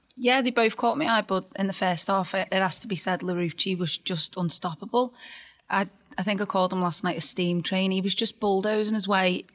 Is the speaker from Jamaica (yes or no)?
no; Birkenhead, North West England, United Kingdom; I've got to be there in my hometown